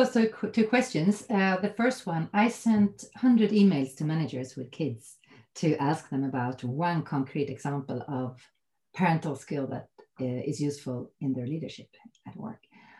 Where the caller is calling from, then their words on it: Täby, Stockholm County, Sweden; I'm calling in from Täby outside Stockholm from my home office here right now.